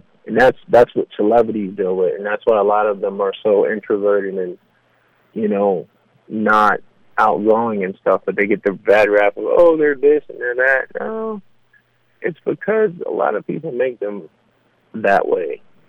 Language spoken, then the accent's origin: English; New York City, New York, United States; also born or lived in Los Angeles; now in Georgia, United States; New York is always a part of me. I'm a New Yorker through and through.